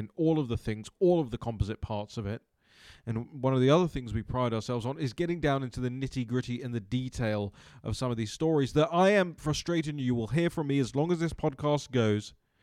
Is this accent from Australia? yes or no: no; United Kingdom; now in Washington, D.C., United States; I'm British